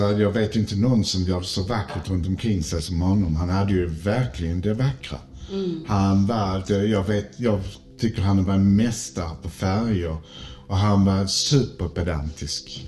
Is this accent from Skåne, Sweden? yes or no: yes; Malmö, Skåne, Sweden; Jag är född i Malmö